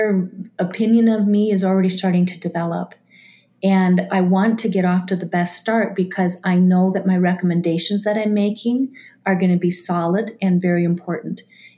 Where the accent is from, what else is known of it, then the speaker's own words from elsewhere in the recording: Minnesota, United States; I'm from Minnesota.